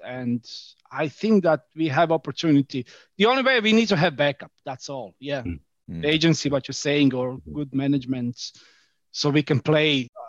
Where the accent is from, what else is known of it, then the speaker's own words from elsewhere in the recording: Croatia; now in Ireland; I'm from Croatia.